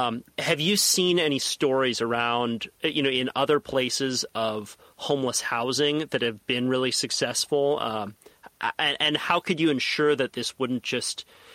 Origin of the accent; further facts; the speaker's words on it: Santa Cruz, California, United States; I was born and raised in Santa Cruz.